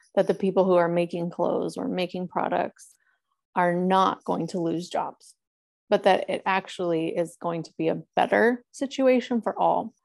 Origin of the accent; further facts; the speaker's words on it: Northern California, United States; also born or lived in Los Angeles; having been born and raised in California